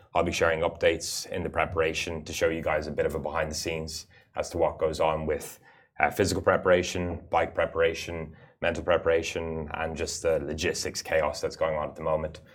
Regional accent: United Arab Emirates; I actually had the fortune of being born and growing up in the Emirates

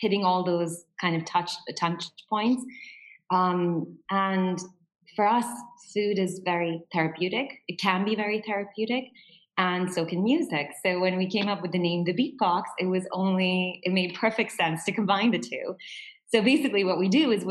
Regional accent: India; now in Dubai, United Arab Emirates; I'm from India

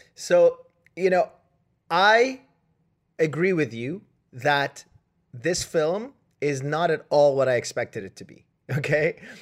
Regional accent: Canada; I'm Canadian

